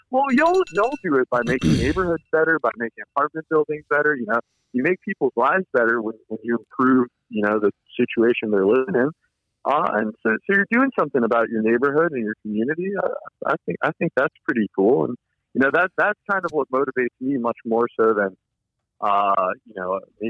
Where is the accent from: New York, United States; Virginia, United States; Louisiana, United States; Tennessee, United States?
Virginia, United States; Virginia Beach; I'm from Virginia Beach, Virginia, man.